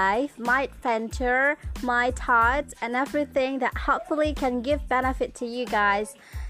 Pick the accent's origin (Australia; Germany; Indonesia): Indonesia; I'm from Indonesia.